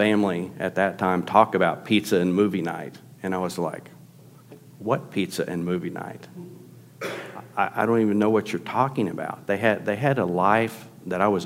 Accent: Tulsa, Oklahoma, United States; grew up in Tulsa, Oklahoma.

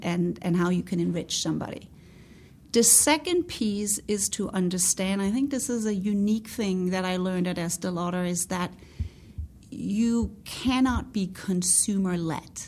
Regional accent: Denmark; moved away as an adult; also born or lived in New York, United States; now in United States; I'm Scandinavian. I'm born and raised in Denmark. I I came to the US, came to New York

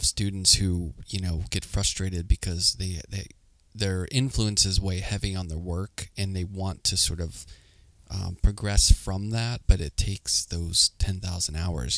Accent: Pittsburgh, Pennsylvania, United States; moved away as an adult; now in New York, United States; I grew up in Pittsburgh

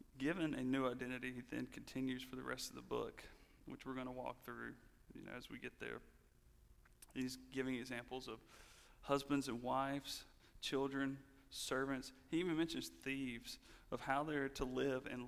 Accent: the Bible Belt, United States; I grew up in the Bible Belt

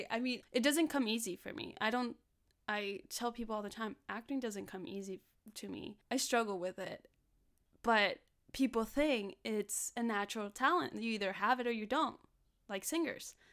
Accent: Los Angeles, California, United States; In other parts, I mean, I grew up in South Central, and like I said, there wasn't a lot of opportunity for me to do acting there.

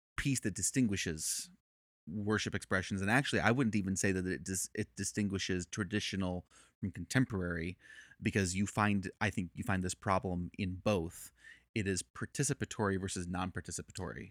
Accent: Chicago, Illinois, United States; moved away as an adult; also born or lived in Northern Virginia / Chattanooga; I'm originally from Chicago and, uh, born, born in the city, raised in the suburbs

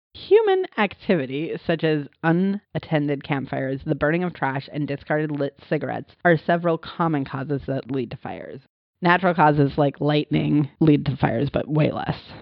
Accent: Montana, United States; I grew up in Montana

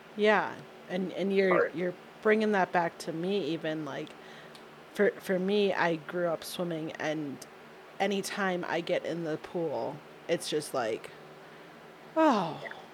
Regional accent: outside of Detroit, Michigan, United States; I grew up outside of Detroit, and we had access to Canadian TV

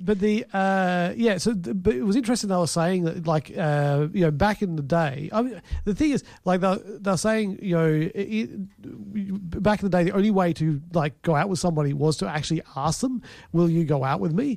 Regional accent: Fareham, South East England, United Kingdom; moved away; I come from Fareham.

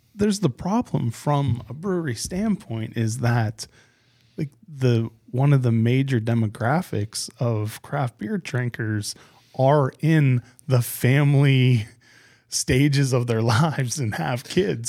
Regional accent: Pittsburgh, Pennsylvania, United States; moved away as an adult; also born or lived in Germantown, Maryland; now in Maryland, United States; I grew up in Pittsburgh

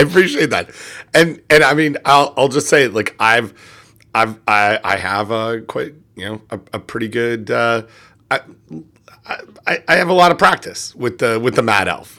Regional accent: Canada; I'm Canadian

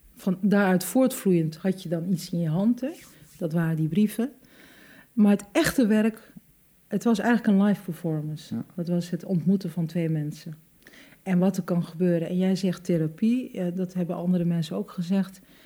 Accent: Hengelo, Overijssel, Netherlands; ik ben geboren in Hengelo en ik, wij woonden mijn hele leven lang in de sterrenbuurt

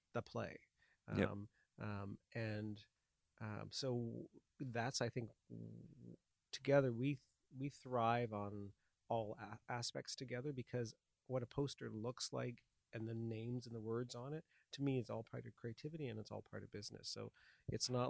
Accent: London, Ontario, Canada; moved away as an adult; also born or lived in West Coast; I grew up here in London

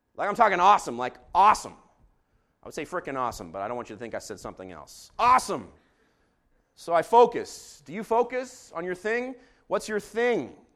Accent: Jerusalem, Jerusalem District, Israel; growing up in Jerusalem, I, uh, watched Beitare Yerushalayim

